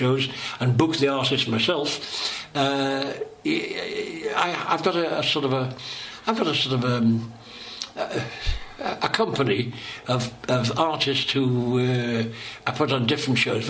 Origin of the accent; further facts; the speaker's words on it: Liverpool, North West England, United Kingdom; I'm a comedian from Knotty Ash